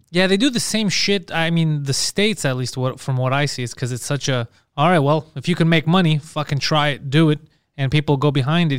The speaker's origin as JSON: {"language": "English", "town": "Montreal", "region": "Quebec", "country": "Canada", "tie": "born or raised there", "accent": "heavy Greek accent in French", "second_language": "English", "moved": "yes", "said": "I was born in Montreal, but being a Greek guy, I have a heavy"}